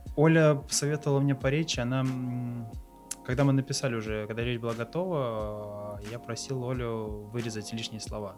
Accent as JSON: {"language": "Russian", "town": "Ulyanovsk", "region": "Ulyanovsk Oblast", "country": "Russia", "tie": "born or raised there", "also_born_or_lived": "Taganrog / Krasnodar / Kazan", "moved": "as an adult", "said": "я родился в Ульяновской области, в городе Ульяновске"}